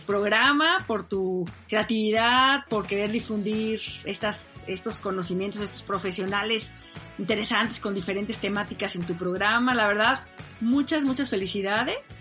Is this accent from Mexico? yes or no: yes; Mexico; yo soy muy buena mexicana